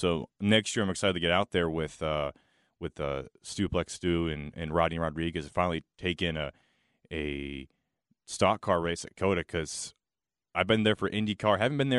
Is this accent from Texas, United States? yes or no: no; Charlotte, North Carolina, United States; I grew up going to the track and tailgating with Bojangles Sweet Tea and Bud Light.